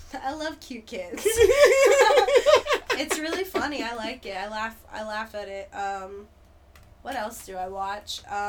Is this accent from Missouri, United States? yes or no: no; New York, United States; also born or lived in New Jersey; I'm actually from New York, okay? Yeah, I was fooling you guys this whole time with my voice. That's not a good accent. It's the best. I was born in New Jersey, actually.